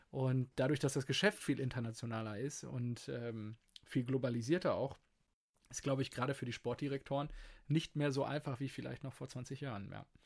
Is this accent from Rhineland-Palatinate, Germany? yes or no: no; Dortmund, North Rhine-Westphalia, Germany; unterm Strich freue ich mich natürlich als, als Dortmunder